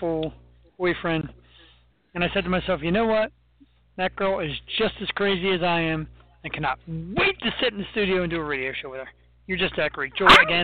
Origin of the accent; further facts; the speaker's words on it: Philadelphia, Pennsylvania, United States; I'm from Philly